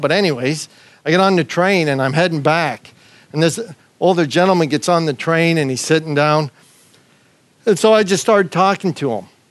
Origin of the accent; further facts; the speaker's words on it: Canada; moved away as an adult; now in Australia; me as a Canadian